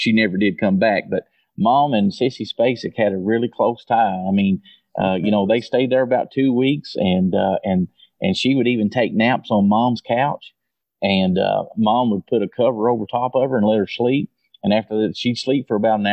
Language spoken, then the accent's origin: English; Blackey, Kentucky, United States; I was born and raised in a little small town called Blackie, Kentucky, which is located in Eastern Kentucky, Letcher County.